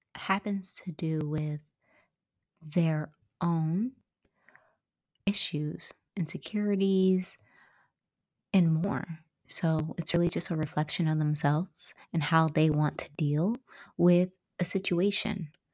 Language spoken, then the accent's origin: English; San Francisco, California, United States; moved away as an adult; my hometown, which I was born and raised, um, San Francisco